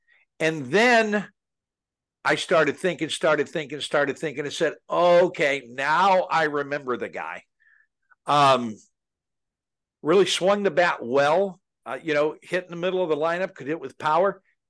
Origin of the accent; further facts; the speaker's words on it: Northeast, United States; now in Lafayette, United States; I grew up in the Northeast.